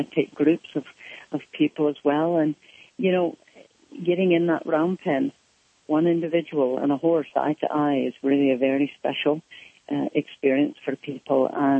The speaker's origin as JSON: {"language": "English", "region": "Scotland", "country": "United Kingdom", "accent": "Scottish", "said": "And then when I spoke again, it came back as the Scottish accent."}